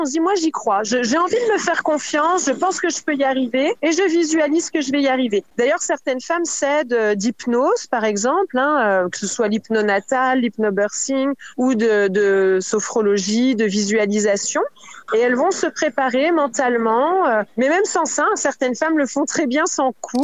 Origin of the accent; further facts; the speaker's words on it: France; chez nous en France